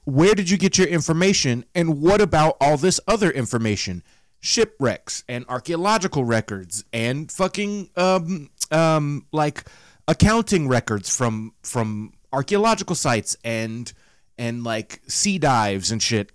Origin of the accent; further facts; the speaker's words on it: the South, United States; 31 from the South with my voice and accent